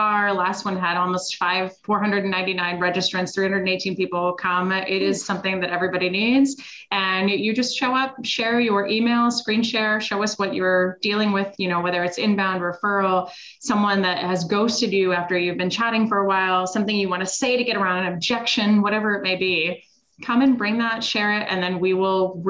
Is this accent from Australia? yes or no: no; Switzerland; moved away; I'm originally from Switzerland.